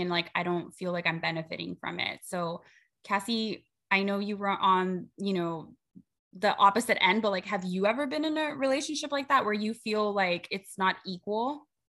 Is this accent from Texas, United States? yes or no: yes; Rio Grande Valley, Texas, United States; we are from the Rio Grande Valley. We are border town girls. We grew up right.